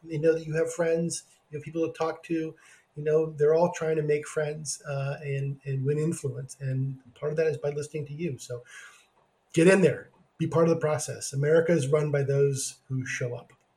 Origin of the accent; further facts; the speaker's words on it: Oregon, United States; also born or lived in California; being in my home state of Oregon